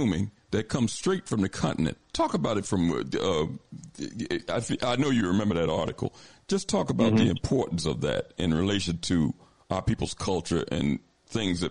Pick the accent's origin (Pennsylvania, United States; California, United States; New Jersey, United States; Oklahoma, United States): Pennsylvania, United States; Philadelphia; I was born and raised in Philly